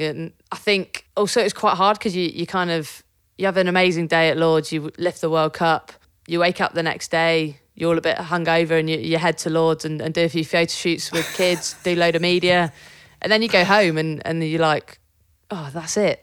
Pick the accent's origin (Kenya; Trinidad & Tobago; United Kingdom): United Kingdom; Devon, South West England; I grew up in Devon